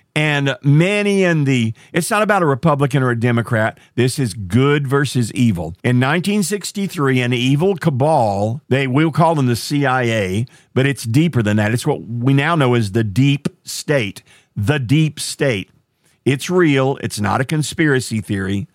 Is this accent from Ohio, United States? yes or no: no; Marshall, Texas, United States; my hometown, a little town called Marshall, Texas